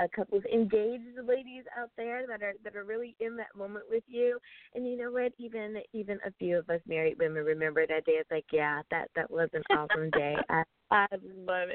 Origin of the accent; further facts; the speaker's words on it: United States; my home country